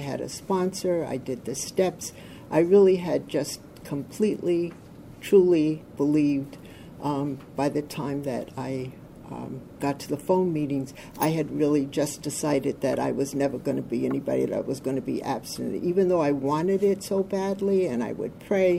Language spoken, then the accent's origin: English; New York, United States; I'm from Orange County, New York. I have been in OA now for 41 years.